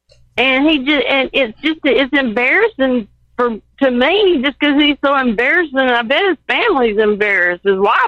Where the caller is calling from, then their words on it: Mississippi, United States; And I'm calling from Mississippi.